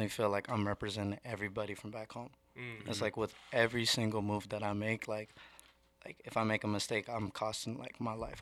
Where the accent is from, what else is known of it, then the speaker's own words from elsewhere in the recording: Washington, United States; the neighborhood I grew up in, you know, is Weissner. I left when it was like 2005, so I was like 11 or 12